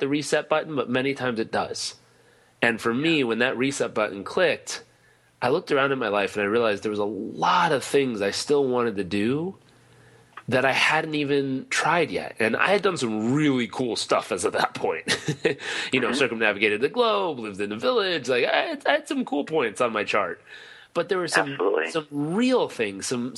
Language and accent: English; Southern California, United States; I grew up in Southern California